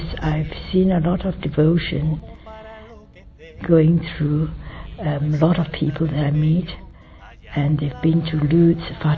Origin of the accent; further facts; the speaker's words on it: Malaysia; I'm from Malaysia